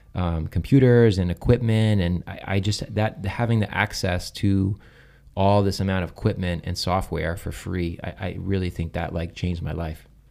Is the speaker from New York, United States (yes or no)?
yes; Southampton, New York, United States; I grew up on Eastern Long Island in a town called Southampton